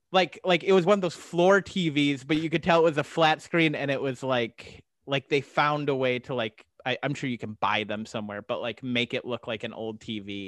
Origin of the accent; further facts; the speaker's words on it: Arizona, United States; I'm from Arizona. I lived in Arizona a lot of my life